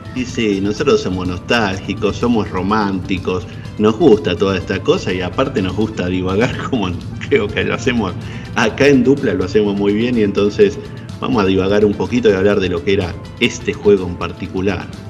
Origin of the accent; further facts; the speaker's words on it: Argentina; como argentino